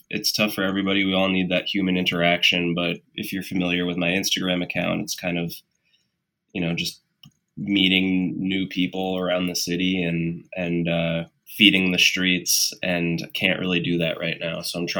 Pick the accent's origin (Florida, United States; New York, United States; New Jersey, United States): New York, United States; I'm born and raised in New York and I don't have an accent.